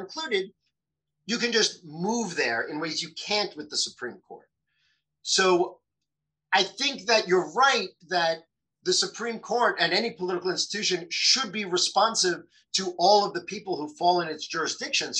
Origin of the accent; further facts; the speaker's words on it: United States; I live in America, I'm an American